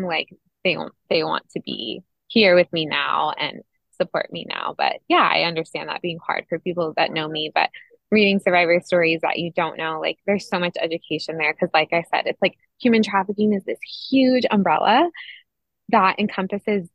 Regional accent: Monterey County, California, United States; I'm from California. I was born and raised in Monterey County

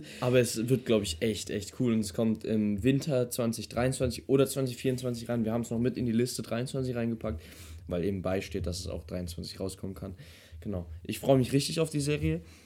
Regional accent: Germany; als Deutscher

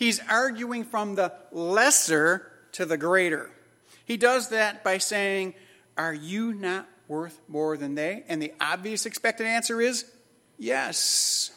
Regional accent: Chicago, Illinois, United States; As a kid growing up in Chicago, I grew up in a lower middle class home in Chicago.

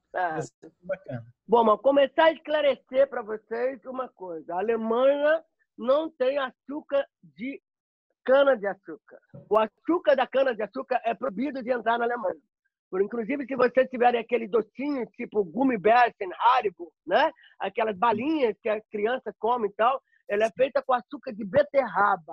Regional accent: Belo Horizonte, Minas Gerais, Brazil; moved away as an adult; now in Frankfurt, Germany; sou natural de Minas Gerais, Belo Horizonte

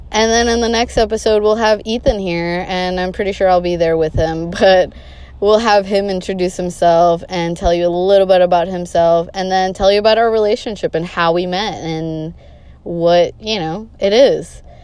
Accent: Boston, Massachusetts, United States; I am born and raised in Boston, Massachusetts. No, I do not have a Bostonian accent. Why that is because all my family is from Colombia in South America. So I am bilingual, hablo español.

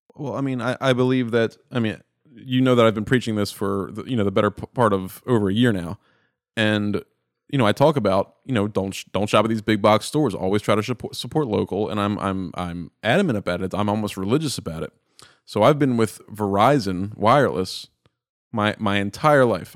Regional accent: Baltimore, Maryland, United States; I'm born and raised in Baltimore. I'm in Baltimore right now

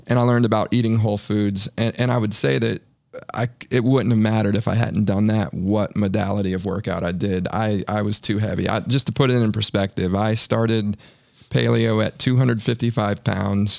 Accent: Northern Virginia, United States; moved away as an adult; now in Charlotte, United States; living in my hometown, essentially my hometown in Northern Virginia.

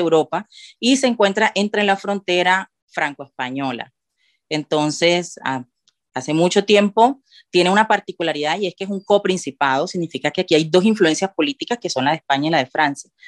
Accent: Cartagena, Bolívar, Colombia; moved away as an adult; now in Andorra; yo que soy de Cartagena

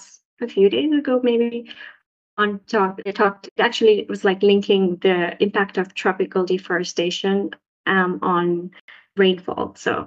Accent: Saudi Arabia; also born or lived in Sri Lanka; now in Finland; And I am from Sri Lanka, but I grew up in Saudi Arabia.

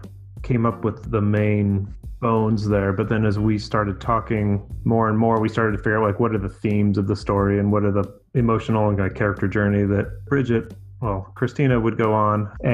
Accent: United States; being American and kind of cut off from where my people had come from and having no overarching cultural influence in my life

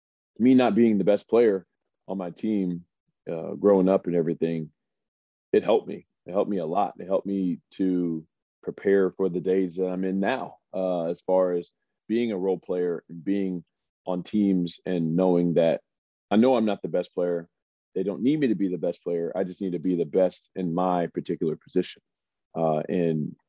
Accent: Springfield, Missouri, United States; moved away as an adult; also born or lived in Omaha, Nebraska; I am from Springfield, Missouri, smaller town, not super small, about 180,000 people.

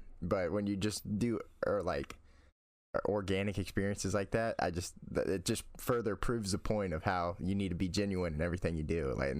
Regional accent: the South, United States; I'm from the South in the United States, and I've never been on an airplane

